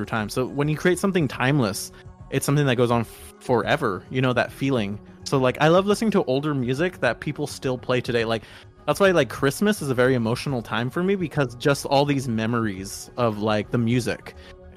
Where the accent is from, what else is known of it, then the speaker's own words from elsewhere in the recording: Los Angeles, California, United States; LA is my hometown